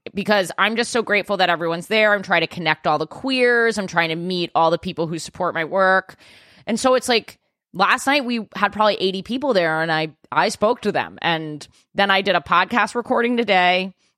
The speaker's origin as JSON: {"language": "English", "region": "New York", "country": "United States", "said": "I'm a New Yorker"}